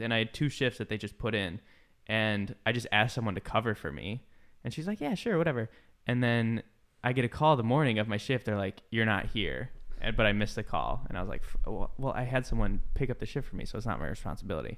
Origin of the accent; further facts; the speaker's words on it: Midwest, United States; moved away; I grew up in the Midwest